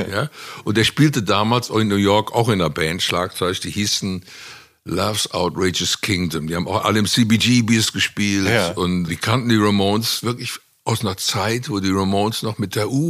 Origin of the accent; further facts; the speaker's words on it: Cologne, North Rhine-Westphalia, Germany; Also ich fühle mich in Köln schon sehr wohl, muss man schon sagen. Also Köln ist eindeutig mein, meine Heimat.